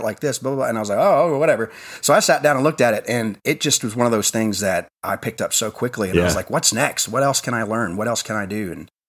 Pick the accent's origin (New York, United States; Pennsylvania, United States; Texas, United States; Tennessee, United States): Tennessee, United States; Crossville; also born or lived in California / Washington / Virginia Beach, Virginia; So I was born in California, then I moved to Washington, then I moved all the way to Virginia Beach, Virginia, and then we moved to Tennessee. I've lived in Tennessee most of my life. Moved to Crossville in 1991